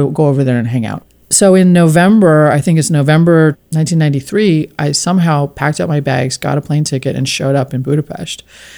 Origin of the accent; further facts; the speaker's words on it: West Coast, United States; And I'm from the West Coast, so I'm, you know, quite, didn't grow up in a, you know, I had Jewish friends